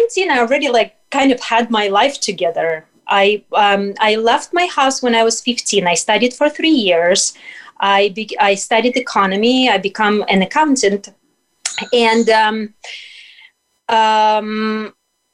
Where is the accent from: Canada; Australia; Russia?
Russia; moved away as an adult; now in United States; growing up in Soviet Union and Russia